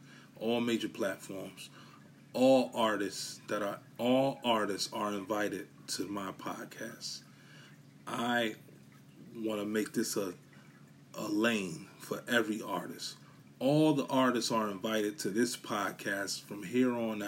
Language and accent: English; New York City, New York, United States; I come from Brooklyn, Bushwick